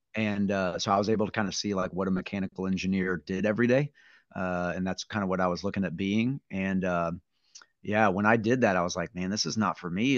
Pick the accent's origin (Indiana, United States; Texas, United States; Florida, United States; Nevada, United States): Indiana, United States; Gas City; also born or lived in Angola, Indiana; now in Yorktown, United States; we both grew up in kind of the Gas City area